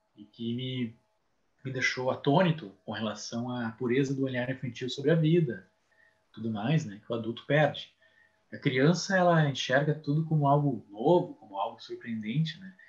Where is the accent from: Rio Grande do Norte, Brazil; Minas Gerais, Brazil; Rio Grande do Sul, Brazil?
Rio Grande do Sul, Brazil; São Leopoldo; now in Santa Maria, Brazil; São Leopoldo, que é minha terra natal